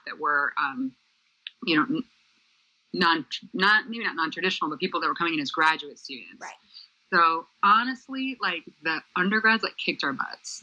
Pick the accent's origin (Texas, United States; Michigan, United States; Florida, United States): Michigan, United States; moved away; also born or lived in Center Valley, Pennsylvania; I'm from Michigan originally